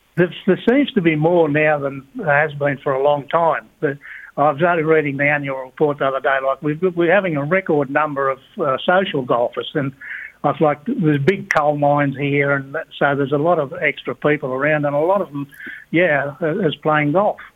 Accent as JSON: {"language": "English", "town": "Wingham", "region": "New South Wales", "country": "Australia", "tie": "born or raised there", "also_born_or_lived": "Sydney / Gunnedah", "moved": "as an adult", "said": "Wingham was my hometown, and that's where I started uh, playing golf"}